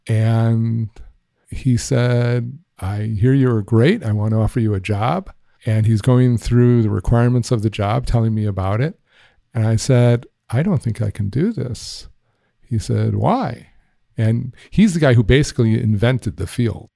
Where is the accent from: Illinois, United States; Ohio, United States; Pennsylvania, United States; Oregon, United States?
Illinois, United States; Highland Park; I grew up in Highland Park. That's in the north shore of Chicago.